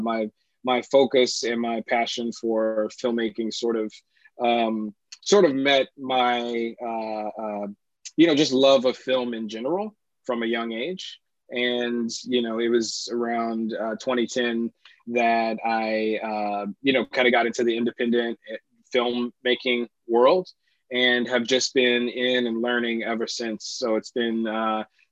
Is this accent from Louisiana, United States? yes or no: yes; Baton Rouge, Louisiana, United States; also born or lived in Lafayette, Louisiana; I'm originally from Baton Rouge, Louisiana. I was born in Lafayette and moved to Baton Rouge with our family at a young age